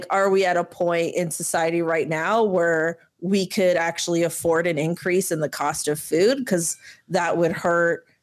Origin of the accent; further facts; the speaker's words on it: Canada; as a Canadian who's in Canada